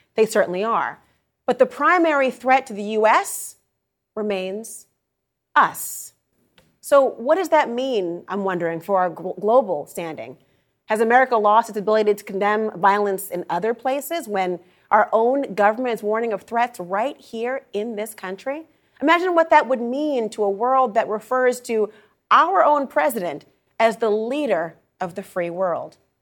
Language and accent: English; Minnesota, United States; I'm from Minnesota